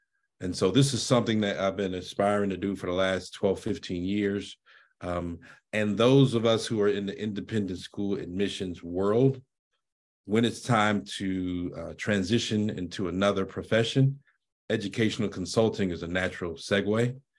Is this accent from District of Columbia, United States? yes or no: yes; Washington, District of Columbia, United States; I grew up in Washington, D.C., and unfortunately, I have to be honest, I wasn't very fond of school